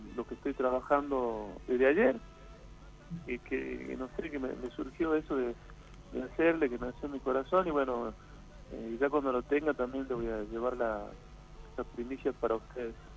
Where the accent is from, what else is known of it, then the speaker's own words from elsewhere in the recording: Purmamarca, Jujuy, Argentina; yo soy de Purmamarca, de un pueblito que está ah, en la quebrada de Humahuaca